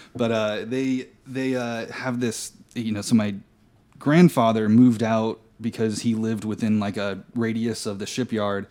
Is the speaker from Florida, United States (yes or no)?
yes; Florida, United States; I grew up in Florida.